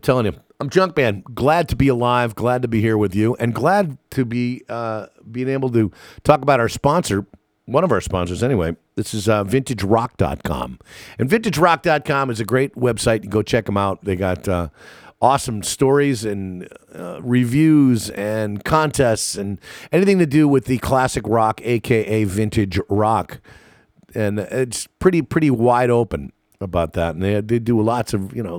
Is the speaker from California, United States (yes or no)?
no; New York City, New York, United States; now in Anaheim, United States; I was born in New York City